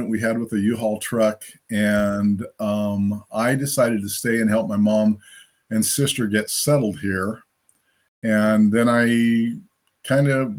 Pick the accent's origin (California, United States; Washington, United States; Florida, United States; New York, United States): California, United States; Fontana; moved away as an adult; also born or lived in Santa Monica, California; now in Springfield, United States; My family moved to, Santa Monica to Fontana